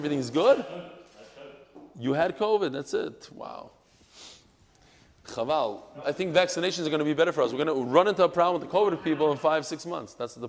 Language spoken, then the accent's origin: English; New York, United States; I'm also from New York.